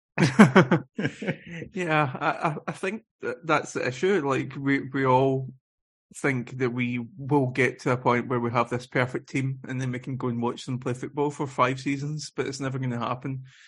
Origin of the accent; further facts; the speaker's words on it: Scotland, United Kingdom; moved away; I'm living away from Scotland